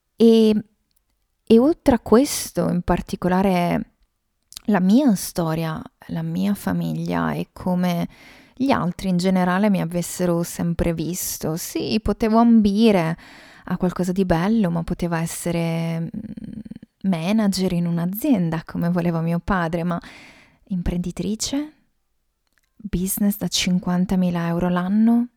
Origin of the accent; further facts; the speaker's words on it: Veneto, Italy; sono veneta